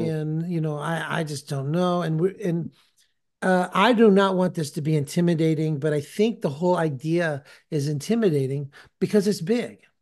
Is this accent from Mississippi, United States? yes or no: no; California, United States; now in Tennessee, United States; I live in Tennessee now, but I'm from California